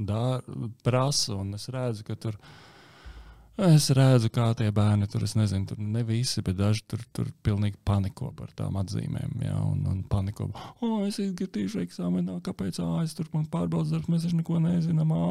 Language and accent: Latvian; Latvia